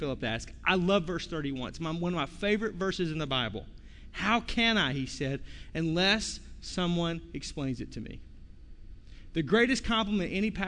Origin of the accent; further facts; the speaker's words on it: Arkansas, United States; moved away; I'm from Arkansas